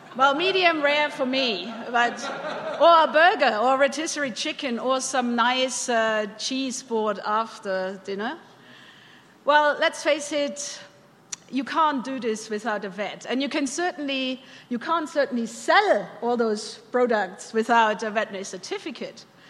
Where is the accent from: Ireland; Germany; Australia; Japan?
Germany; Bavaria; moved away as an adult; also born or lived in California / London, United Kingdom; now in Alberta, Canada; I'm born and bred in Bavaria